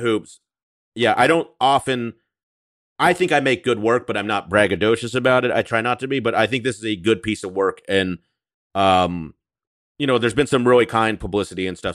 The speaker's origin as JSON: {"language": "English", "region": "the South", "country": "United States", "tie": "born or raised there", "moved": "yes", "said": "I grew up in the South"}